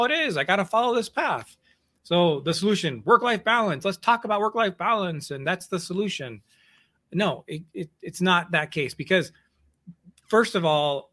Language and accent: English; Missouri, United States; I grew up in Missouri, and my dad was what I would call a hobby farmer.